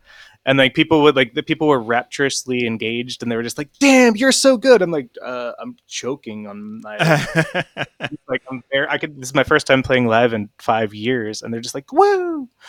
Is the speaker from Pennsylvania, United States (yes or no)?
yes; Chestnut Hill, Pennsylvania, United States; I'm from Chestnut Hill, right?